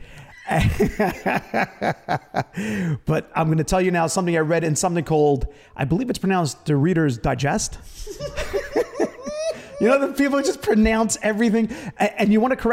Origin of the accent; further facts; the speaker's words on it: Brooklyn, New York, United States; growing up in Brooklyn